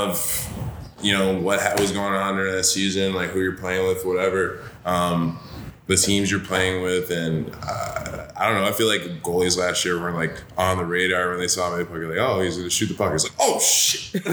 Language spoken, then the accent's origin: English; Greece, New York, United States; moved away; also born or lived in Rochester, New York / Worcester, Massachusetts; I say Rochester. I'm from Greece, New York